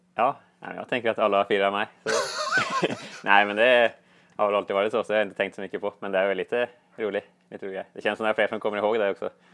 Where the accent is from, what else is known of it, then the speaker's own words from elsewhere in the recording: Gjerdrum, Akershus, Norway; Swedish is a second language; moved away as an adult; now in Gothenburg, Sweden; Jag kommer från Gjerdrum, något lite, en liten kommun i närheten där.